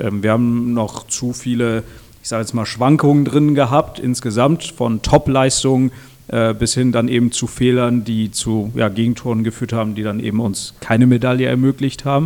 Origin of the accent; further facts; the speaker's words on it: Switzerland; moved away as an adult; now in Germany; ich bin in der Schweiz aufgewachsen